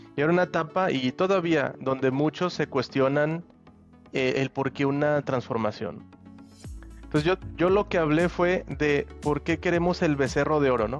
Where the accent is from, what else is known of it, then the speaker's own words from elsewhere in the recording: Aguascalientes, Mexico; also born or lived in Toluca / Argentina; now in Nuevo León, Mexico; yo soy em, de Aguascalientes, pero hace tiempo que ya, digamos, me moví de allí.